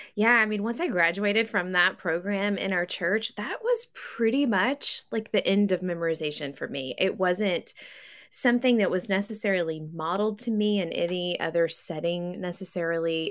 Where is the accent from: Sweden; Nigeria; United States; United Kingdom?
United States; West Tennessee; now in Missouri, United States; I grew up in West Tennessee